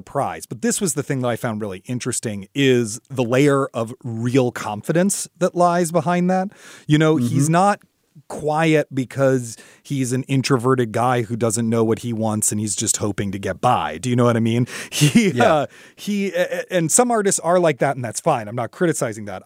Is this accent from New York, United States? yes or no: no; Washington, District of Columbia, United States; My hometown